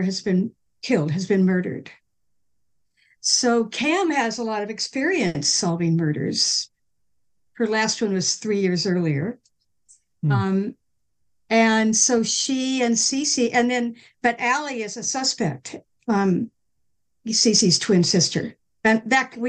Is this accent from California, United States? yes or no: yes; California, United States; now in Massachusetts, United States; I'm a fourth generation Californian. I have lived in Massachusetts now longer than I lived in California, but that's where I'm from. Like, I'm a Californian.